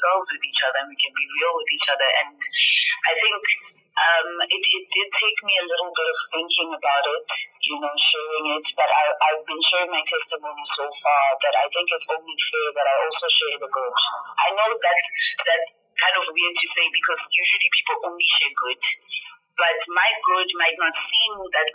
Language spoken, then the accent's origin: English; South Africa; Black South African women